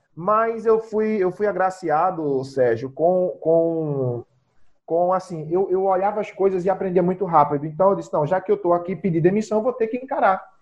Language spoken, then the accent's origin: Portuguese; Zona da Mata, Pernambuco, Brazil; also born or lived in Recife metropolitan region; eu sou natural da zona da mata de Pernambuco, né? O famoso matuto, eu sou do interior da, de Pernambuco